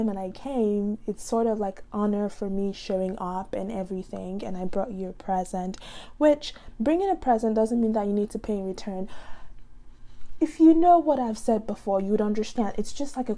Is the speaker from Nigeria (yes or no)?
yes; Nigeria; now in United States; I'm just Nigerian